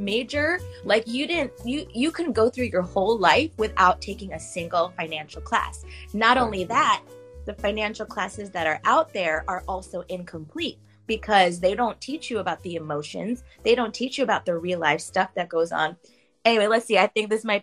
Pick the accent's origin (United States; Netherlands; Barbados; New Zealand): United States; New York; I'm from New York. I'm in New York right now.